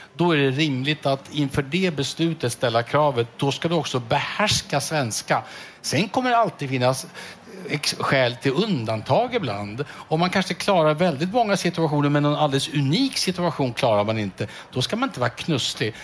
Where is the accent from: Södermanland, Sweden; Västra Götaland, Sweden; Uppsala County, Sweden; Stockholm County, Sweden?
Södermanland, Sweden; Strängnäs; min hemstad Strängnäs